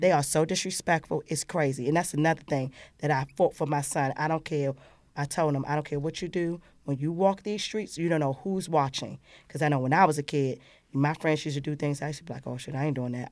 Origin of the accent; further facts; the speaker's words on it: Washington, District of Columbia, United States; I grew up in Ward Eight, Southeast